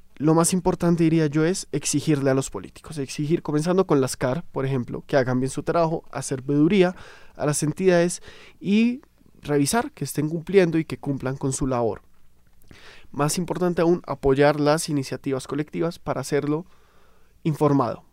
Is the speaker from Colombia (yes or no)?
yes; Colombia; como buenos colombianos, ya estaremos pensando